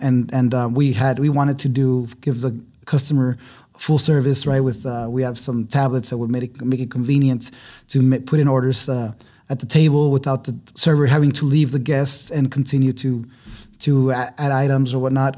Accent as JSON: {"language": "English", "town": "Ciudad Juárez", "region": "Chihuahua", "country": "Mexico", "tie": "born or raised there", "also_born_or_lived": "Austin, Texas / New York", "moved": "as an adult", "lives_now": "El Paso, United States", "said": "I grew up in Juarez. I was raised in Juarez up until I was eighteen"}